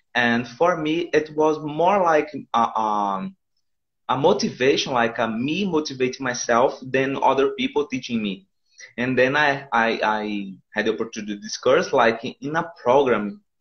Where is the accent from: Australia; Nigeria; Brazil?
Brazil; Pernambuco; English is a second language; moved away as an adult; now in São Paulo, Brazil; I'm from Pernambuco. I'm living nowadays in, in São Paulo actually, but uh, my my brothers are from there, like Pernambuco, and I lived I've lived there for all my life